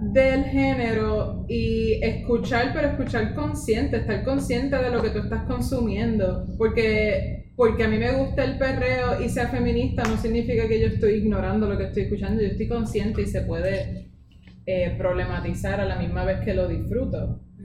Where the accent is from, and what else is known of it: Puerto Rico